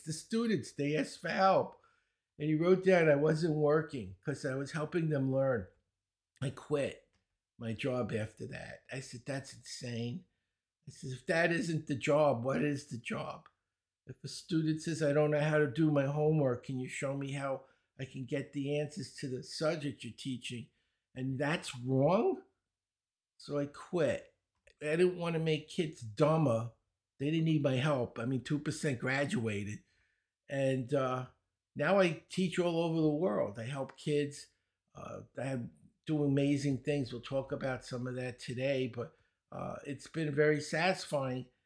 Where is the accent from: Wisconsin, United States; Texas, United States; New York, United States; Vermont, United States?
New York, United States; New York City; accent: Brooklyn; I grew up in Brooklyn. You might notice, uh, I have a Brooklyn accent